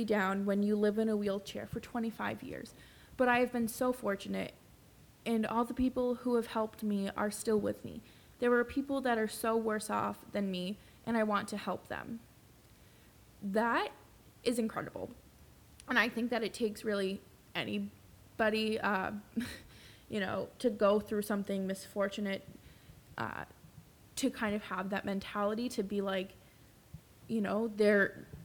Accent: Boston, Massachusetts, United States; growing up in Boston

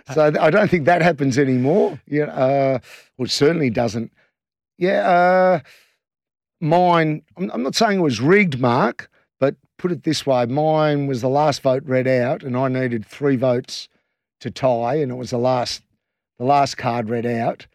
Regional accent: Western Australia, Australia; we're West Australian as well

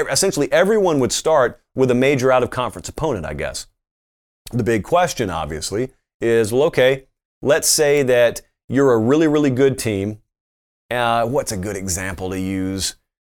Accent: Southern United States, United States; But I grew up in the South, and so everybody spoke English to varying degrees and college football fluently.

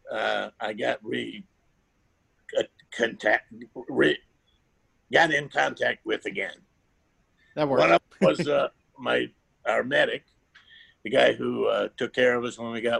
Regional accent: the South, United States; I, we even growing up in the South, I didn't wear overalls.

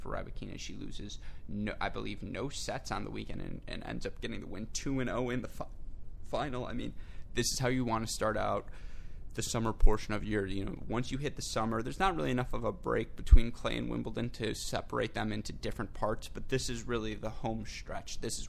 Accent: Midwest, United States; accent: Midwestern; my normal Midwestern accent.

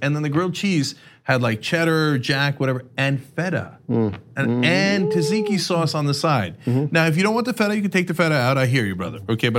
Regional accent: New Jersey, United States; moved away as an adult; now in Los Angeles, United States; when I was a kid growing up in New Jersey was so my parents are immigrants

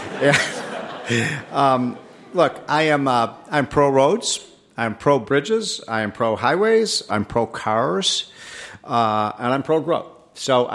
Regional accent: Illinois, United States; In Illinois, my home state

